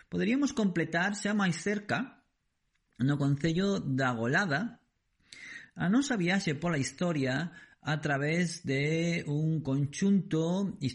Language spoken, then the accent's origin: Galician; Deza, Galicia, Spain; da miña comarca, a comarca do Deza